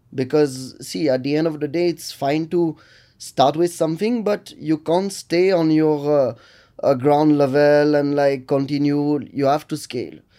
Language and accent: English; Lille, Hauts-de-France, France; English is a second language; moved away as an adult; now in Bengaluru, India; I'm from Lille in north of France